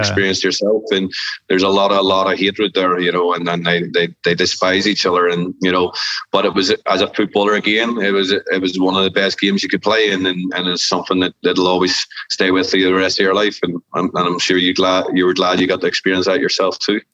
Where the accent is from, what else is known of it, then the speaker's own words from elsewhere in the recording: Northern Ireland, United Kingdom; Technically, we're all Irish because we live in we live in Northern Ireland or Republic of Ireland.